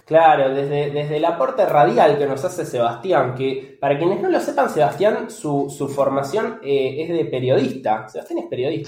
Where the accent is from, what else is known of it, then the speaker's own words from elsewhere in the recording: Bahía Blanca, Buenos Aires Province, Argentina; now in Buenos Aires, Argentina; Yo vivo ahora en Buenos Aires, yo soy oriundo de, Bahía Blanca.